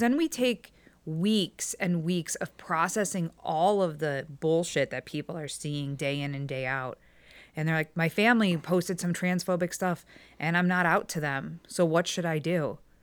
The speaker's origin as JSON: {"language": "English", "town": "Strongsville", "region": "Ohio", "country": "United States", "tie": "born or raised there", "lives_now": "Middleburg Heights, United States", "said": "I grew up in Strongsville"}